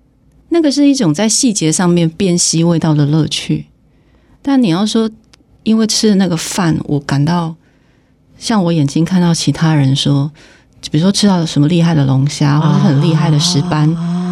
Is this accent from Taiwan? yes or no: yes; Taiwan; now in Taipei, Taiwan; 我台湾人啊，这台湾人我可以讲。